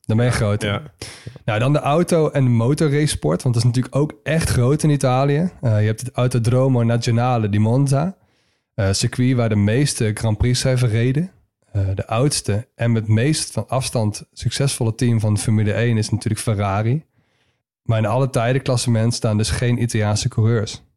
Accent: Netherlands; wij als Nederlanders

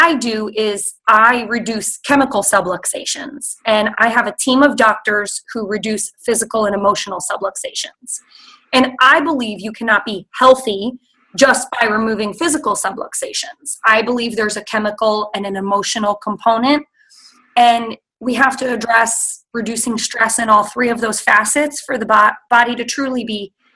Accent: New Jersey, United States; moved away as an adult; now in Missouri, United States; I grew up in New Jersey, which is the melting pot of the United States.

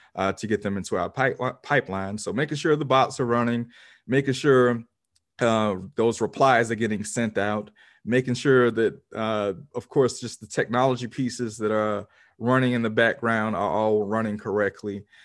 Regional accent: Pensacola, Florida, United States; my hometown of Pensacola, Florida

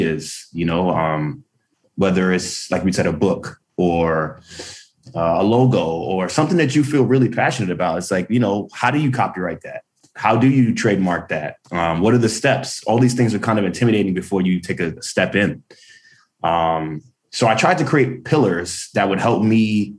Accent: New York City, New York, United States; Growing up in Brooklyn in the 90s

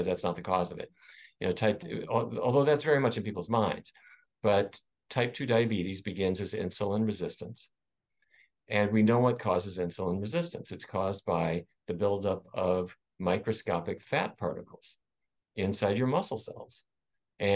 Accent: Fargo, North Dakota, United States; growing up in Fargo, North Dakota

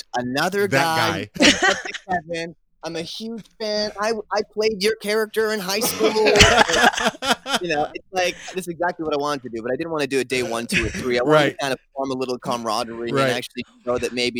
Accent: Canada; Growing up in Canada, every Saturday we have Coach's Corner

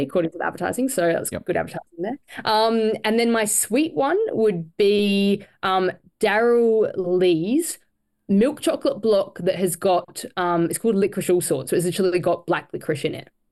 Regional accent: Cairns, Queensland, Australia; I was born in Cairns

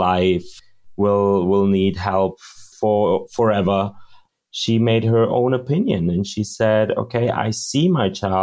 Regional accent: Munich, Bavaria, Germany; I was born in Munich, raised in Munich, Germany

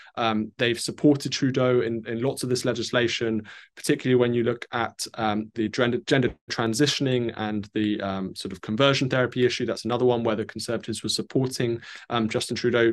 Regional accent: United Kingdom; me as a Brit

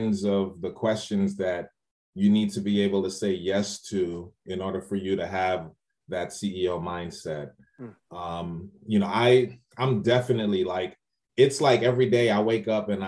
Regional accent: New York City, New York, United States; moved away as an adult; also born or lived in Trinidad (family); now in Largo, United States; my family's from Trinidad and I was born and raised in the Bronx, New York

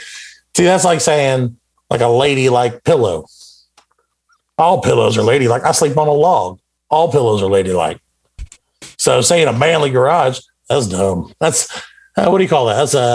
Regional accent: Bismarck, North Dakota, United States; Because I'm from Bismarck, North Dakota, which is the sixth manliest place in the country right now in this America.

